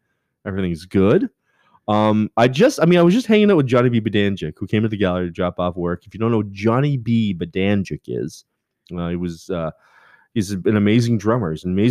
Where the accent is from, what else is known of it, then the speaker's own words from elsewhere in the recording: Canada; now in United States; And I'm Canadian